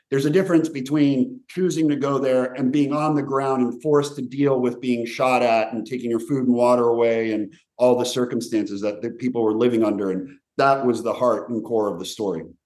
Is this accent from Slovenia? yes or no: yes; Slovenia; moved away; also born or lived in Yugoslavia; I was born in what was once Yugoslavia, so I'm from the region, and I have a Croatian father and a Serbian mother, and I was born in Slovenia